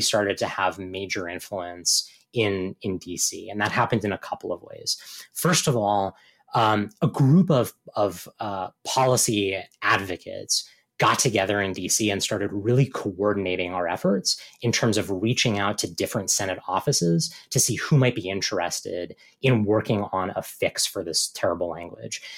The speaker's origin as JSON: {"language": "English", "region": "Virginia", "country": "United States", "tie": "born or raised there", "said": "Virginia, my home state"}